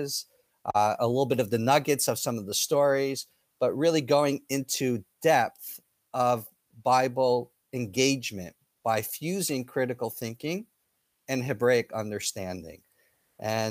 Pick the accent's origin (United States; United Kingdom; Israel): Israel; And I'm from that nation. I'm from Israel.